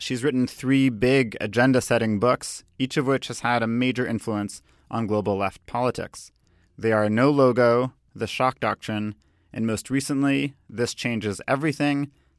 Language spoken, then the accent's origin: English; Canada; I'm Canadian too.